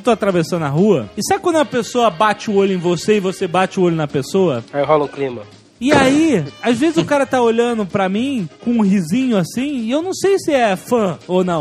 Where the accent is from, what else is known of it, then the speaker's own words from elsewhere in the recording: Rio de Janeiro, Brazil; eu sou do Rio